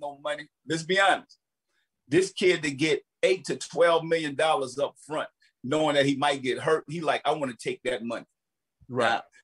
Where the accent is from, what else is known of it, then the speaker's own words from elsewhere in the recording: New Orleans, Louisiana, United States; Me growing up in New Orleans